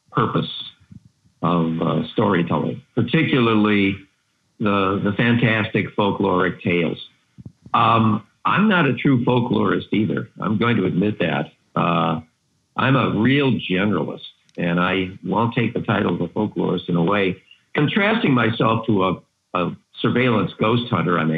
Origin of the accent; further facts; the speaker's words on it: New York, United States; Yeah, near Buffalo.